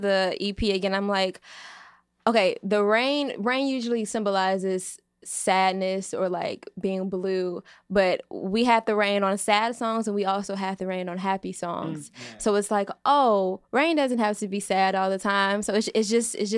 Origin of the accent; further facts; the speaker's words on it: Chicago, Illinois, United States; I'm from the south side of Chicago